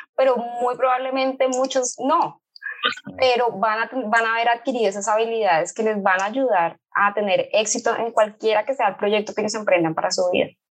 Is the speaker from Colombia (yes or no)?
yes; Colombia; moved away as an adult; now in Rio de Janeiro, Brazil; soy colombiana. Hace un poco más de siete años estoy viviendo en Río de Janeiro.